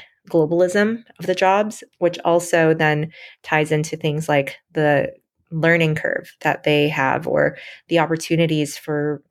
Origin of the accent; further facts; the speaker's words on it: Michigan, United States; I grew up in Michigan